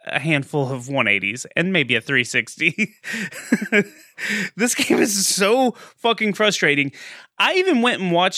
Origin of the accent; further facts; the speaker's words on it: Texas, United States; I'm from Texas